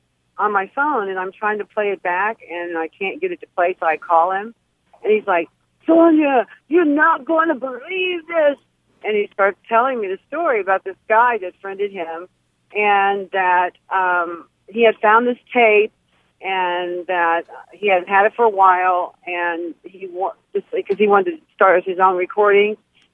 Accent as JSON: {"language": "English", "region": "Missouri", "country": "United States", "said": "I had just arrived at my parents' house in Tampa because I'm from Missouri"}